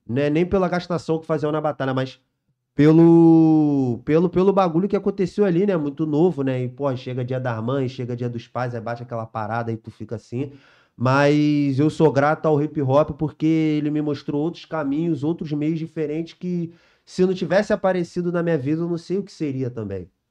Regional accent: São Gonçalo, Rio de Janeiro, Brazil; nasci lá no Vila Laje, lá em São Gonçalo, lá, né? Criança normal, joga bola, solta pipa

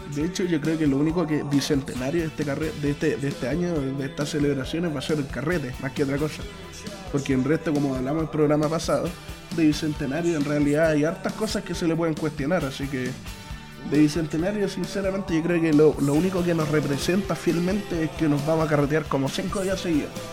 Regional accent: Chile; nosotros como chilenos

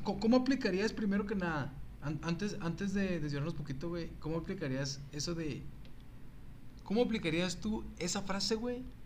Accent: Ciudad Juárez, Chihuahua, Mexico; ¿de dónde eres? De Juárez

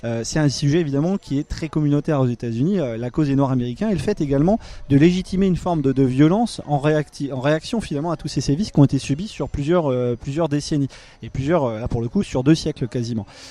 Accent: France; en tant que Français

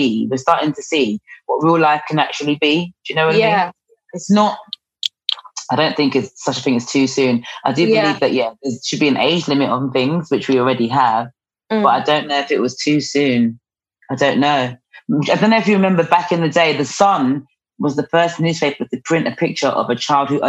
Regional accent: London, United Kingdom; growing up in New Cross, being around that kind of environment

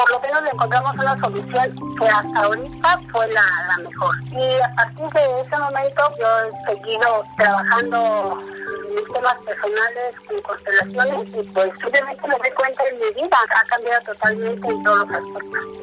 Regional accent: Mexico City, Mexico; eh, soy de Ciudad de México

